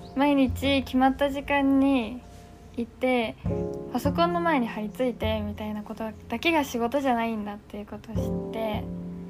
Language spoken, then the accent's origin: Japanese; Kakegawa, Shizuoka, Japan; 地元静岡の掛川なんですけど